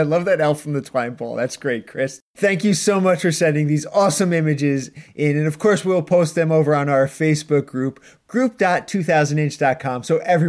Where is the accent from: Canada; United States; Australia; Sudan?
Canada; but that's only because we're Canadian idiots.